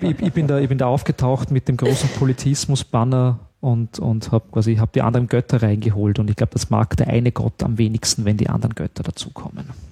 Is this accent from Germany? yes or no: no; Austria; ich darf das ja als Österreicher wirklich sagen